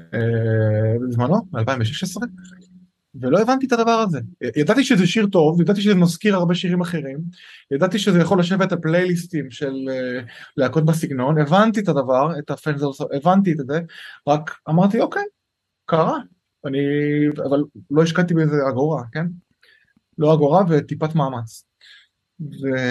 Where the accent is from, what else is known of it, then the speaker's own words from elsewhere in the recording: Lod, Central District, Israel; also born or lived in Shapira, Tel Aviv; now in Jaffa, Israel; אני במקור מלוד